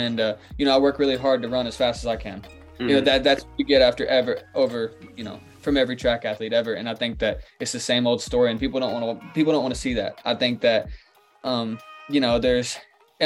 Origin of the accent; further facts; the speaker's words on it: Kentucky, United States; I'm from Kentucky, so I was always a UK basketball fan